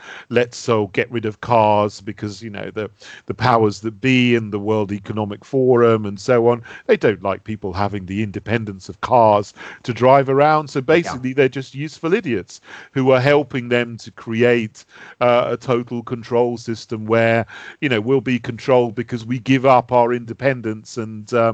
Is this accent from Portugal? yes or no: no; Sussex, South East England, United Kingdom; I grew up in Sussex